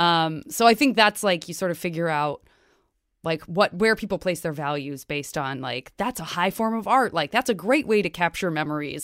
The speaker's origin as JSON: {"language": "English", "town": "Tucson", "region": "Arizona", "country": "United States", "tie": "born or raised there", "moved": "yes", "said": "I'm from Tucson, Arizona."}